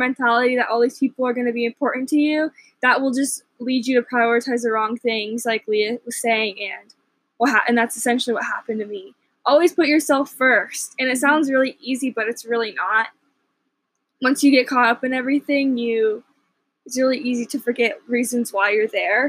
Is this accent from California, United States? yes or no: no; Colleyville, Texas, United States; I'm from a small suburb of Dallas called Colleyville or Grapevine, just that area.